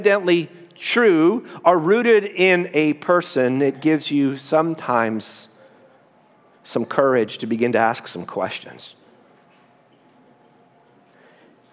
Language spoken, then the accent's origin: English; Canada; I'm Canadian.